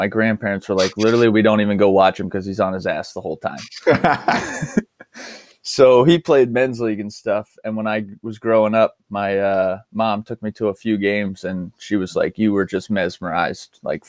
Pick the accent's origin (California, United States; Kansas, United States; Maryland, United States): Maryland, United States; Sparrows Point; Yeah, I'm from Spears Point. It's a small town about 15 minutes outside Baltimore City.